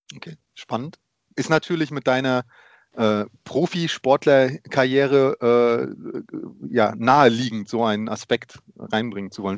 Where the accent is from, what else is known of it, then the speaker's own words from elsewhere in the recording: Germany; also born or lived in Poland; ich bin geboren in Polen und ähm, danach, äh, nach meinem ersten Geburtstag, sind meine Eltern nach Deutschland gekommen